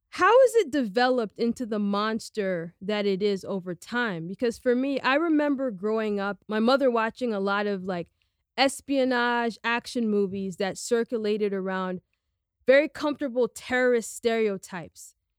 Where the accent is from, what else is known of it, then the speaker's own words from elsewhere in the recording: United States; I'm a second generation American. I'm Guinean American